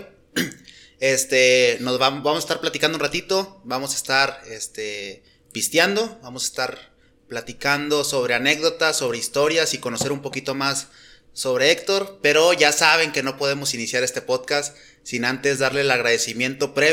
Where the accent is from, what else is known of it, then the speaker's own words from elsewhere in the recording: Sierra Mojada, Coahuila, Mexico; born there; Ah, cabrón. Yo soy nacido en, en otra mina